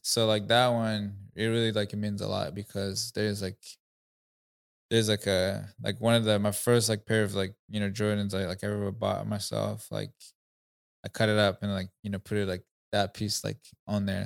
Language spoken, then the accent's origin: English; Rwanda; first language Kinyarwanda; English is a second language; moved away as an adult; now in United States; I'm from Rwanda, East Africa. Um, I've been in the U S for now nine years.